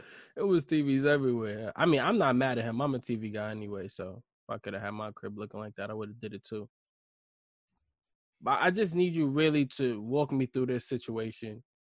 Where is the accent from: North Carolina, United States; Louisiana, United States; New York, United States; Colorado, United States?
New York, United States; because I'm not a Knicks fan, and I'm from New York, and I think the Knicks are weak.